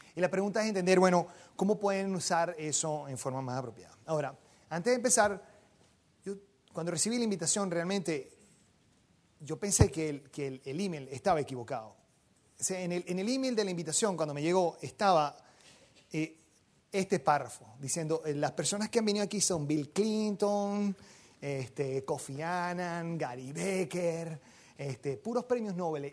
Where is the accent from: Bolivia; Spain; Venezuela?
Venezuela; yo soy venezolano